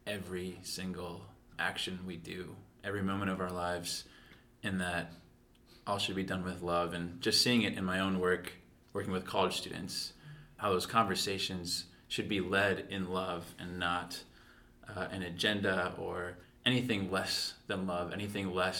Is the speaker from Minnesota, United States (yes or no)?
yes; Coon Rapids, Minnesota, United States; now in Rapid City, United States; I'm from Coon Rapids, Minnesota, and I serve here in Rapid City